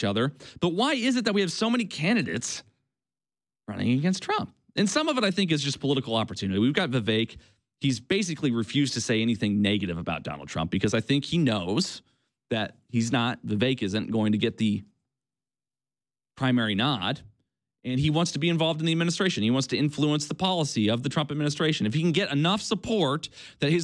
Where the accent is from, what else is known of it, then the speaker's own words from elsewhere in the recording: Illinois, United States; I was born in Illinois, the land of Lincoln